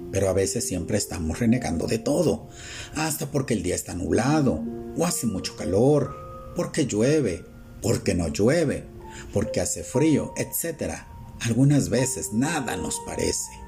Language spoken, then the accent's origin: Spanish; Mexico; Y como mexicanos es muy común que la gente hable en doble sentido, o como lo conocemos vulgarmente como albures.